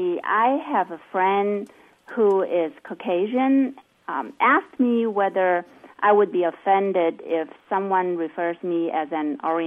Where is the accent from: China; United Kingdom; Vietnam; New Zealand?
Vietnam; now in United States; And I myself, I grew up in Vietnam.